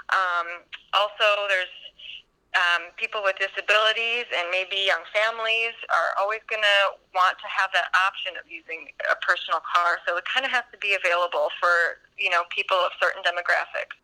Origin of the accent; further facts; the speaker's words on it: United States; moved away as an adult; now in Stockholm, Sweden; I am an American